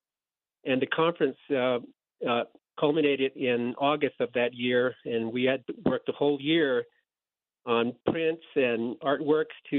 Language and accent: English; Dulce, New Mexico, United States; I grew up in Dulce, New Mexico